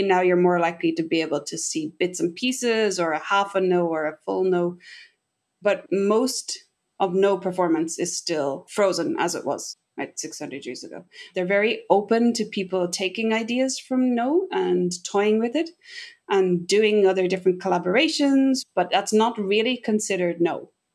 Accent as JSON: {"language": "English", "town": "Castlebar", "region": "Connacht", "country": "Ireland", "tie": "born or raised there", "moved": "as an adult", "lives_now": "Tokyo, Japan", "said": "I grew up in Casa Bar in Mayo"}